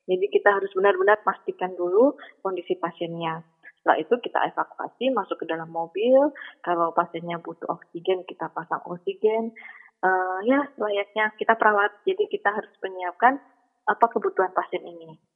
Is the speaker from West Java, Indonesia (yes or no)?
no; Surabaya, East Java, Indonesia; Saya kan dari Surabaya kan uh, sampai di Jakarta ikut pelatihan dan lain-lain gitu.